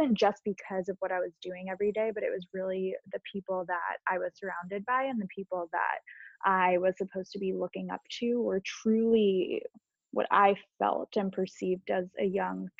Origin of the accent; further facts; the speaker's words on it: Long Island, New York, United States; I grew up on Long Island and went to NYU